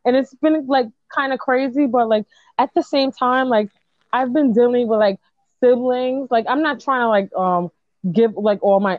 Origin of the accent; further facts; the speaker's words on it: New York City, New York, United States; Because I'm from the Bronx, homie.